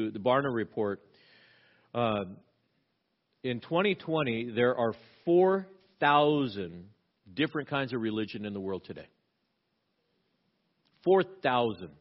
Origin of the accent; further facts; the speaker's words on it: Southern California, United States; now in Pacific Northwest, United States; I grew up in Southern California. We had earthquakes all the time